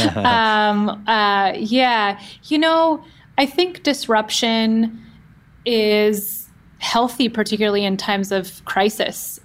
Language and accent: English; Oakland, California, United States; I grew up in the Bay Area, in the San Francisco Bay Area, specifically in the East Bay in Oakland